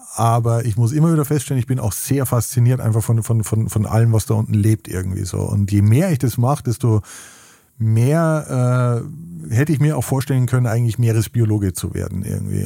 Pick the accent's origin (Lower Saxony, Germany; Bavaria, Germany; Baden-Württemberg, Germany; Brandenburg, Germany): Bavaria, Germany; Weitsee; now in Baltic Sea coast, Germany; Ich komme aus den Bergen, äh, wie man vielleicht hört. Ich bin äh, am Weichensee, einem wunderschönen Bergsee, äh, aufgewachsen